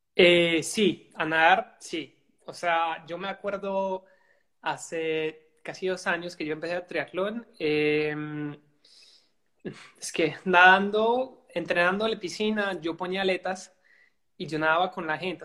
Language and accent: Spanish; Belgium; soy de Bélgica.